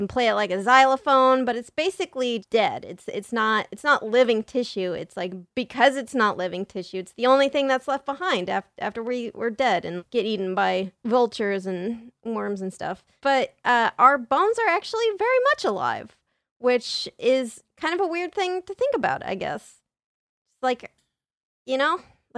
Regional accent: San Diego, California, United States; San Diego.

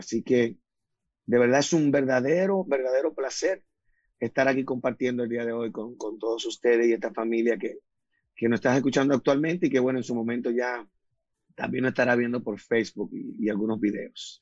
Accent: Dominican Republic; yo nací en la República Dominicana, del país donde me siento muy orgulloso.

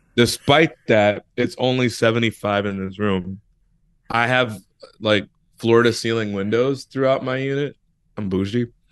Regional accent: Chicago, Illinois, United States; I'm from Chicago

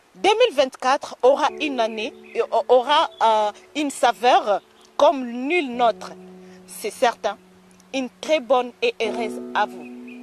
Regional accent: DR Congo; moved away as an adult; now in Changsha, China; je viens de la République démocratique du Congo

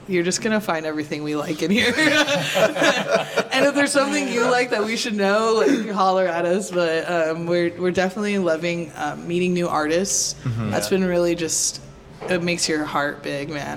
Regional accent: San Diego, California, United States; now in San Francisco, United States; I'm from San Diego, California

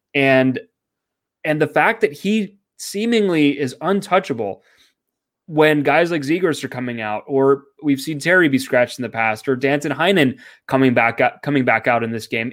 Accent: Canada; I'm Canadian

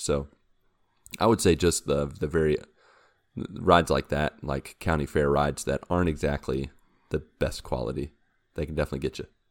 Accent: West Virginia, United States; I grew up in West Virginia, and the closest big, big city was Pittsburgh

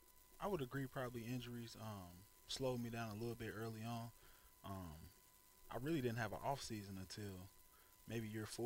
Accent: Kansas City, United States; moved away as an adult; also born or lived in Nebraska; now in Dallas, United States; I'm originally from Kansas City

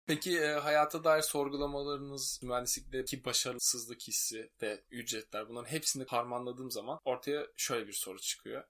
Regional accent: Turkey; ben de Türk'üm

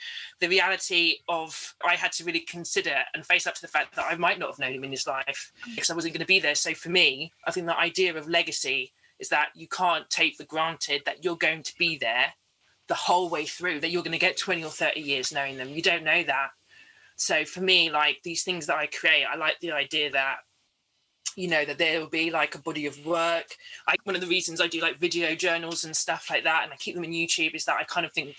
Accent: London, United Kingdom; So for a lot of the Caribbean people I grew up with in London, Margate was this kind of surrogate space

